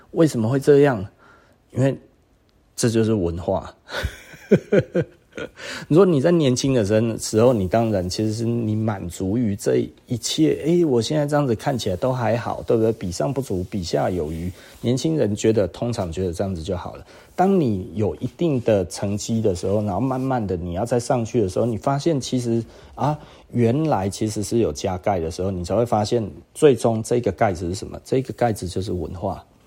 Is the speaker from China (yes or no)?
no; Taiwan; 其实我就是台湾人